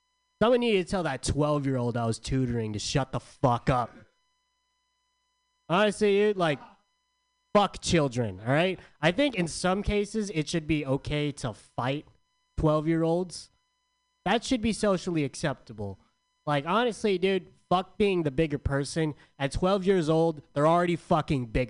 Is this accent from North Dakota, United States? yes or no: no; San Diego, California, United States; I'm from San Diego